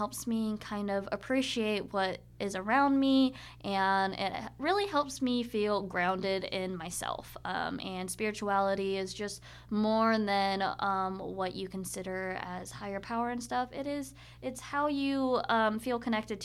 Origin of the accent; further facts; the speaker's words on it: Boise, Idaho, United States; moved away as an adult; Going back to Boise, so I have this tiny little, we're loving the coffee shops here. I have this tiny little coffee shop, boba shop actually, called Urban Fox